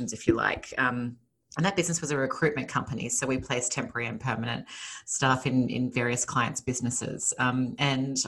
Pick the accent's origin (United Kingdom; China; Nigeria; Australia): Australia; Sydney, New South Wales; moved away as an adult; now in Los Angeles, United States; I was born and raised in Australia, in Sydney, Australia, and I moved to Los Angeles 5 years ago now